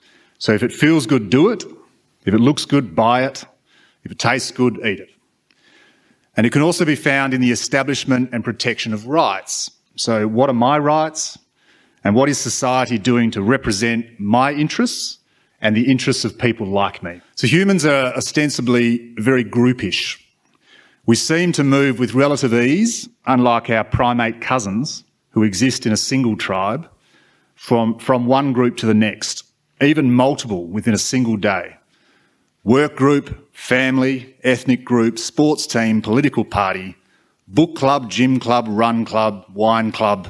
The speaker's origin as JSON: {"language": "English", "country": "Australia", "tie": "born or raised there", "said": "as a white male growing up in Australia in the 90s"}